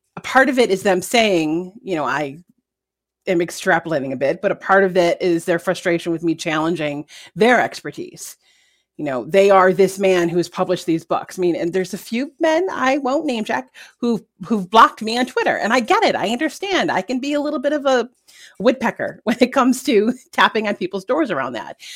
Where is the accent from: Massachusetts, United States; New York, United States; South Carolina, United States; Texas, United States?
New York, United States; as a New Yorker